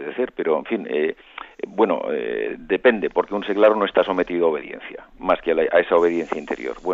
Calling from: Madrid, Community of Madrid, Spain; Buenos días, don José Ignacio … de Madrid.

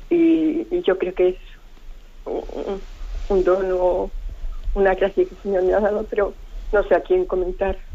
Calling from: Alcobendas, Community of Madrid, Spain; de Alcobendas.

